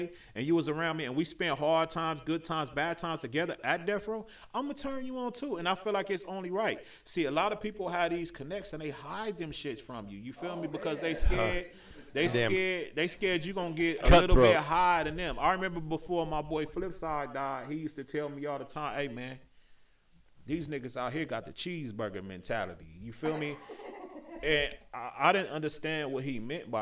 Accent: Compton, California, United States; also born or lived in Torrance, California / Los Angeles; I wasn't born in Compton. I was born in Torrance, California, but I was raised in Compton.

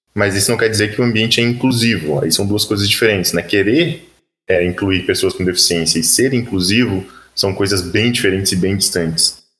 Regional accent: Florianópolis, Santa Catarina, Brazil; sou manezinho de Flanops

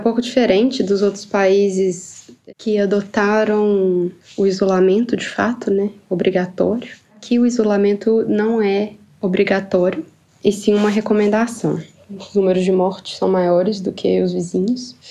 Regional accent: Ipatinga, Minas Gerais, Brazil; moved away as an adult; now in Sweden; Eu sou do interior de Minas, da cidade de Patinga. E atualmente eu moro na Suécia.

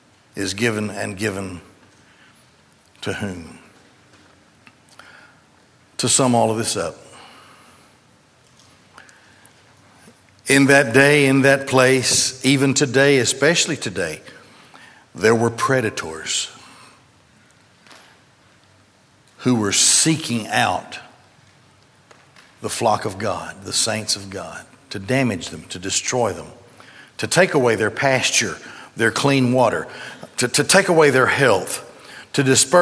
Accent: Gadsden, Alabama, United States; I grew up in Gadsden, and the Goodyear plant pretty much controlled in those days, controlled the economy of Gadsden

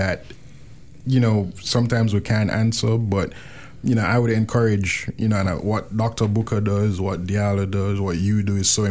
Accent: Jamaica; moved away; I'm from Jamaica, so it was when I was in undergrad at the University of the West Indies

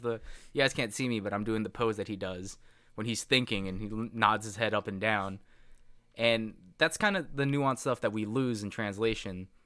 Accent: United States; English is a second language; I'm a hundred percent American.

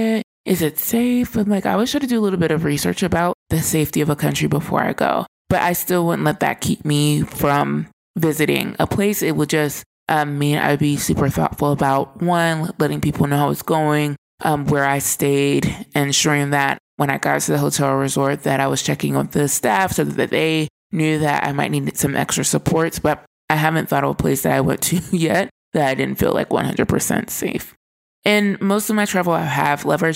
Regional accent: United States; I was the only American on the resort

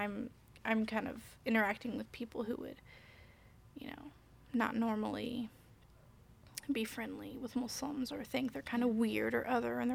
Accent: Indianapolis, Indiana, United States; I'm from Indianapolis, right, so but I was in like an Avon area

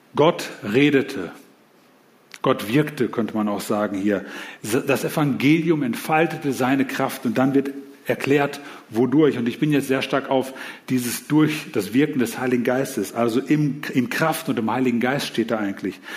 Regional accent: Germany; als Deutsche

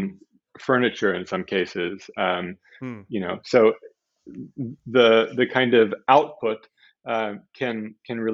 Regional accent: Southern California, United States; I grew up in Southern California

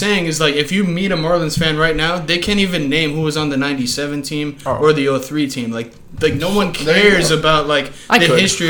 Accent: Miami, Florida, United States

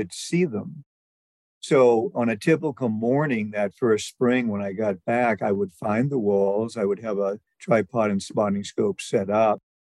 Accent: Massachusetts, United States; now in Silver Gate, United States; I'm originally from Massachusetts.

